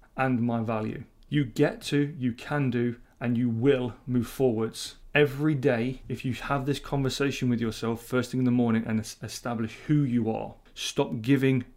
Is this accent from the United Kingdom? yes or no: yes; United Kingdom; being very British